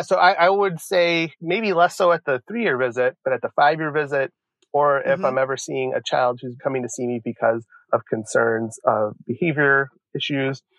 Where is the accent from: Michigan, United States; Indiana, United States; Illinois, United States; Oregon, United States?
Illinois, United States; Joliet; when I was around six or seven growing up in Joliet, Illinois